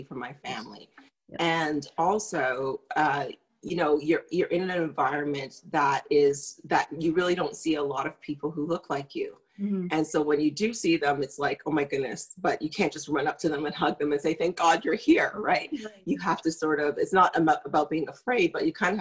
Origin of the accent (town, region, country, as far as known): Toronto, Ontario, Canada; born or raised there; also born or lived in Grenada